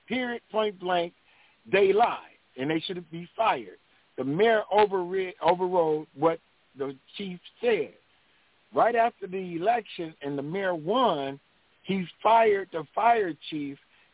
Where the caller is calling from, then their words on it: Flint, Michigan, United States; I'm calling from Flint, Michigan.